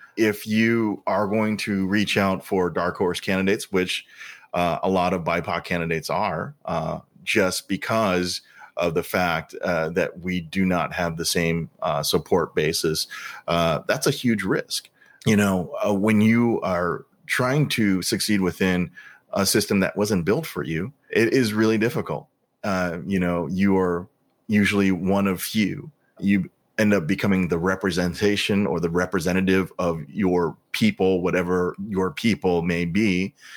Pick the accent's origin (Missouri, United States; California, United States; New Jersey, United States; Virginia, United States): Missouri, United States; St. Louis; growing up in Saint Louis in the seventies and eighties